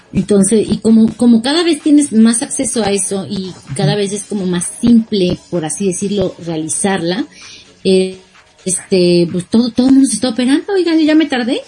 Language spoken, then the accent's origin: Spanish; Mexico; como buena mexicana